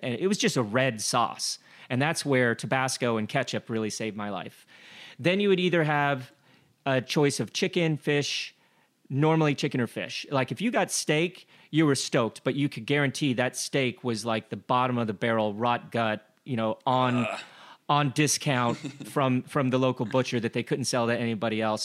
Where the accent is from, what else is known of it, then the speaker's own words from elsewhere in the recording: Glenwood Springs, Colorado, United States; I grew up in Glenwood Springs, Colorado, where the only fish that we had was rainbow trout